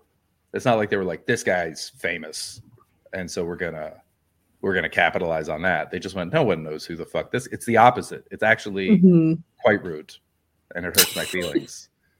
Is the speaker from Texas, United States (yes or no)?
yes; Canadian, Texas, United States; It said I was from Canadian Texas.